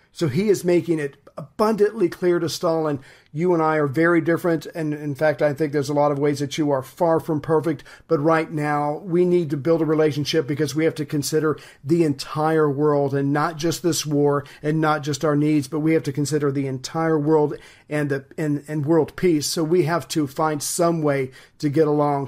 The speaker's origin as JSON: {"language": "English", "country": "United States", "said": "as an American"}